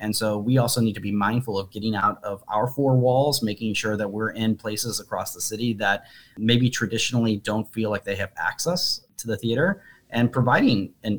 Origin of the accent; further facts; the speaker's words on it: Midwest, United States; I'm also a Midwesterner. I'm also an American. I also came up from a low middle class, you know, environment.